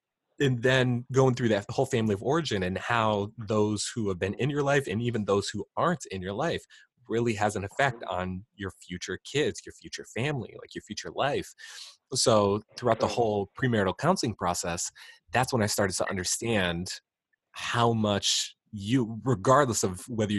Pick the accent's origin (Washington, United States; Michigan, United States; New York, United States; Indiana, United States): New York, United States; Queens; growing up in Queensbury, out in Queens Victoria's Grand, like, I love being able to ride bikes through the trails